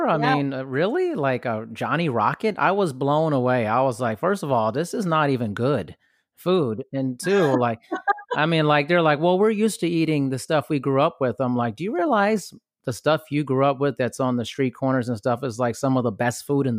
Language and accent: English; Germany; Like, I grew up partially in Europe and Germany